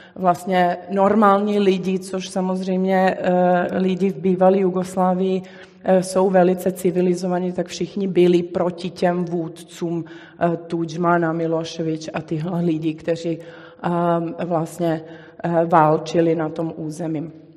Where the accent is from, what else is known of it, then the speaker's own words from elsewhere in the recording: Belgrade, Serbia; moved away; já jsem vyrůstala v Bělehradě